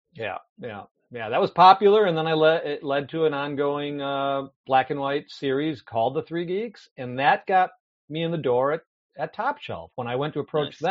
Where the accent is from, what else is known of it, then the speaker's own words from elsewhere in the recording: Milwaukee, Wisconsin, United States; moved away as an adult; also born or lived in California / Menomonee Falls, Wisconsin; born and raised in Milwaukee, Wisconsin